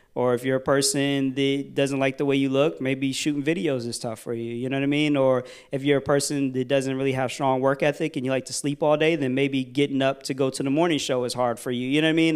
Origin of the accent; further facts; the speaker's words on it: Virginia, United States; I'm from Virginia